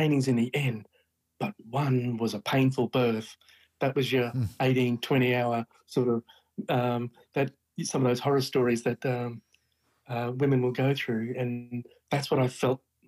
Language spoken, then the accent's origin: English; Brisbane, Queensland, Australia; my hometown in Brisbane